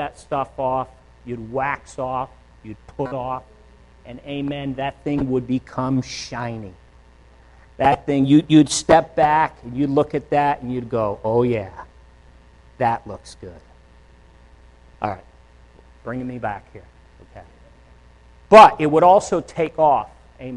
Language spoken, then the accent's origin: English; Northeast, United States; moved away; I'm from the Northeast